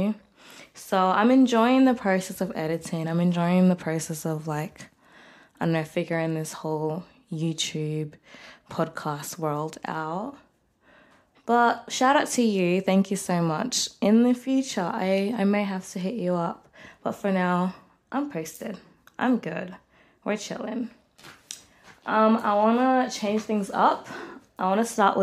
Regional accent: Melbourne, Victoria, Australia; I'm 23 years old, and I'm from Melbourne, Australia.

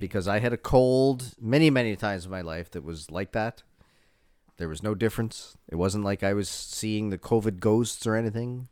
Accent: East Coast, Canada; now in Toronto, Canada; I'm from the East Coast

